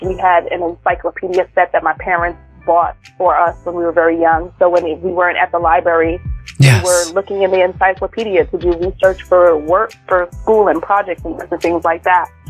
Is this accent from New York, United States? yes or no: yes; New York City, New York, United States; first language English; moved away as an adult; also born or lived in Brooklyn / Bay Area; I was born in Brooklyn and we I grew up in Queens